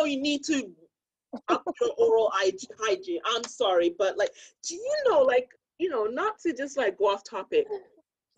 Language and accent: English; Ghana; growing up in Ghana, and I knew someone personally who suffered